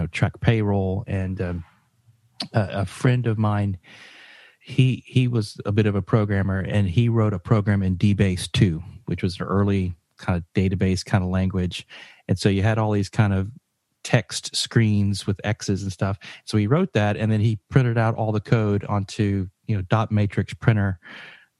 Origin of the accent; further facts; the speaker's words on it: Georgia, United States; I'm from Georgia, from a rural, very small